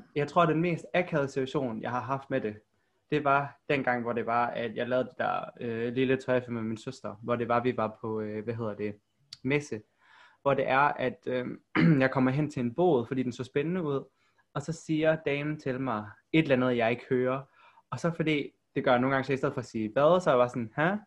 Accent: Aarhus, Central Denmark Region, Denmark; also born or lived in South Korea; jeg er fra Aarhus, eller om jeg skal sige, at jeg er fra Korea

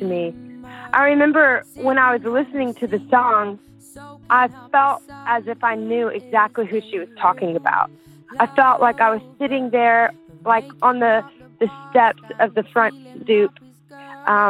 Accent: South Louisiana, United States; I grew up in South Louisiana, and we love to dance to Cajun and Zydeco music

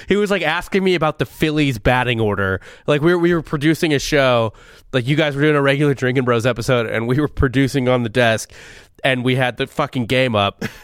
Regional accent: Missouri, United States; I'm from Missouri

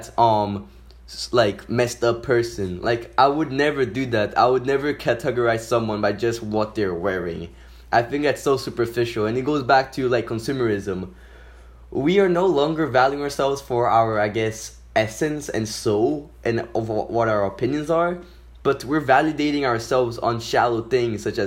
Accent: Brazil; moved away; also born or lived in São Paulo / Rio de Janeiro; I'm half from São Paulo, a state from Brazil, and but I'm also half from Rio.

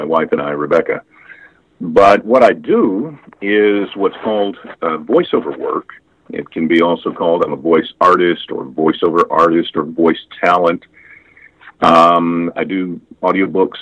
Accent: Memphis, Tennessee, United States; accent: Southern; now in Midwest, United States; I am from Memphis, Tennessee originally

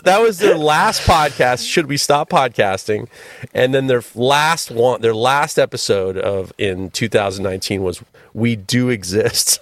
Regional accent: New York City, New York, United States; Manhattan saved my life

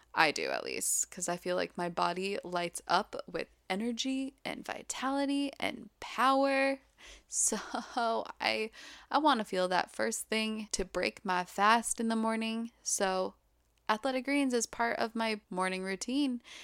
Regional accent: Utah, United States; also born or lived in Hawaii; when I was growing up here

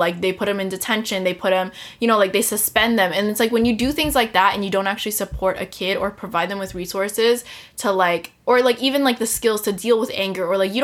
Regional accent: United States; as an American

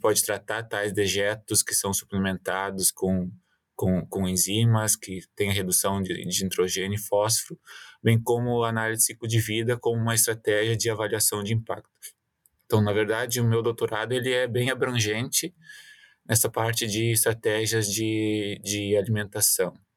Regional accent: Mato Leitão, Rio Grande do Sul, Brazil; moved away as an adult; also born or lived in Porto Alegre, Brazil; now in Quebec, Canada; Eu sou natural de Mato, Mato Leitão, interior do Rio Grande do Sul.

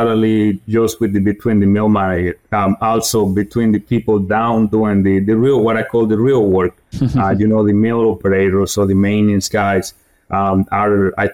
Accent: eastern Guatemala, Guatemala; moved away as an adult; also born or lived in North Carolina, United States; now in United States; I grew up in Guatemala, eastern part of Guatemala. After college, I got the opportunity, you know, to move into the United States

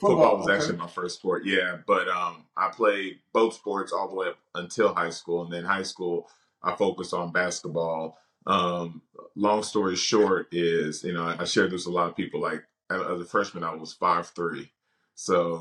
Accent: Dallas, Texas, United States; I'm from Dallas, so live here in Dallas.

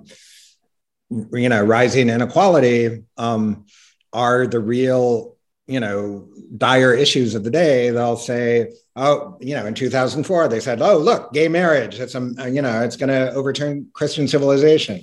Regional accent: Iowa, United States; now in Washington, United States; I grew up in Iowa

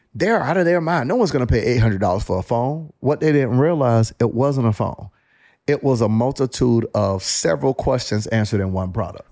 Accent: Panama City, Florida, United States; I grew up in Panama City, Florida. Very small town

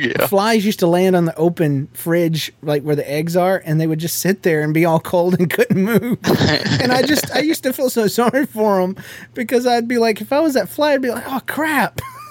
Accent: Washington, United States

